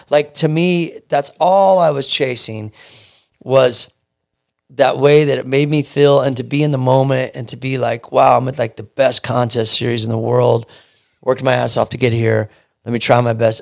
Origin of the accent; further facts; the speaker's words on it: Kansas City, Missouri, United States; moved away as an adult; now in California, United States; I'm from Kansas City, Missouri, born and raised, and I moved out here when I was twenty-seven.